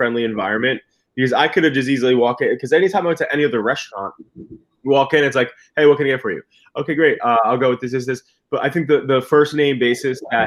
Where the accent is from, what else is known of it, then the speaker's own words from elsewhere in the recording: Brick, New Jersey, United States; I grew up in Brick. So I was always in Finns growing up